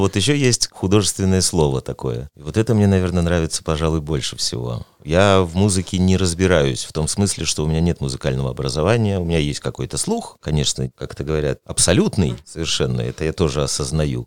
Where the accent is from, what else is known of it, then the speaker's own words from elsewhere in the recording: Tyumen, Tyumen Oblast, Russia; я не сибиряк, а уралец все-таки